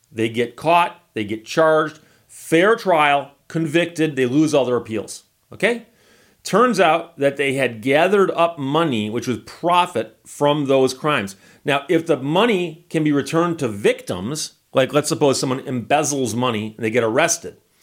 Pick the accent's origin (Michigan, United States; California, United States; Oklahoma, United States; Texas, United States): Michigan, United States; I'm from Michigan and that's my home state